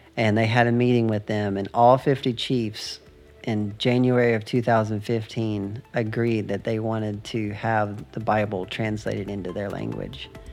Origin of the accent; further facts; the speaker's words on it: United States; I'm from the United States.